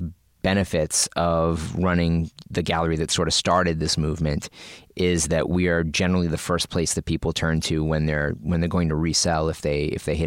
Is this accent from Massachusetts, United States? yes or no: yes; Massachusetts, United States; we're both from Massachusetts